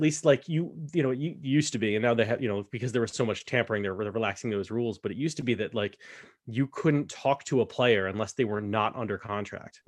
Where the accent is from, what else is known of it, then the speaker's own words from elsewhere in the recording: United States; to me as an American